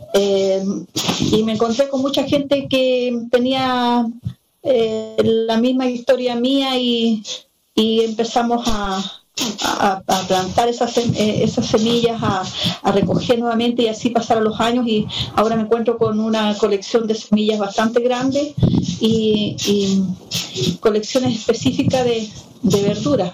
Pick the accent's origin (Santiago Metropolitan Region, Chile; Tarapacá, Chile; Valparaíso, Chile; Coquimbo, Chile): Coquimbo, Chile; Salamanca; soy de Salamanca, eh, específicamente de la localidad de Santa Rosa